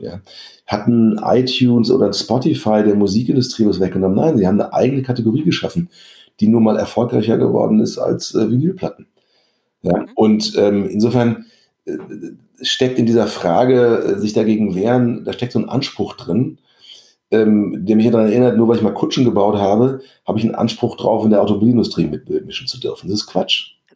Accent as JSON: {"language": "German", "country": "Germany", "also_born_or_lived": "Paris, France", "said": "was wir in Deutschland haben."}